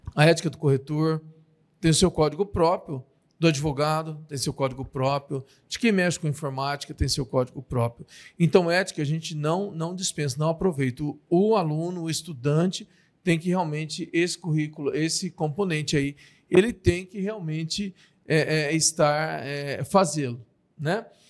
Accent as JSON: {"language": "Portuguese", "town": "Marília", "region": "São Paulo", "country": "Brazil", "said": "nós somos de Marília"}